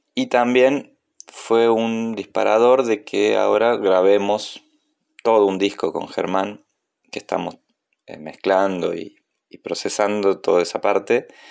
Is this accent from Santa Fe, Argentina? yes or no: no; Córdoba, Argentina; also born or lived in Río Negro; now in Buenos Aires, Argentina; nací en Córdoba, pero vivo en Buenos Aires desde 1994, también viví en Río Negro antes